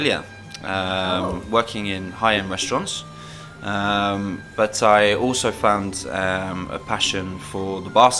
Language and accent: English; Isle of Wight, South East England, United Kingdom; also born or lived in London; I'm from the Isle of Wight, originally. Right. I was born in London, but yes, my father semi-retired to the island, so that's where I grew up.